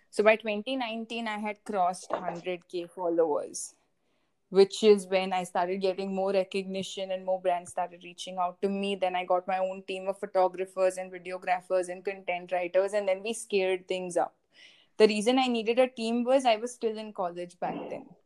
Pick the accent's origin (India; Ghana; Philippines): India; I'm from India primarily